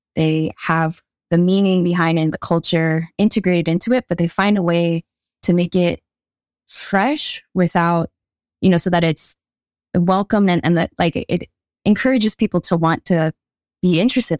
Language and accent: English; Hawaii, United States; I grew up living in Hawaii. I'm Hawaiian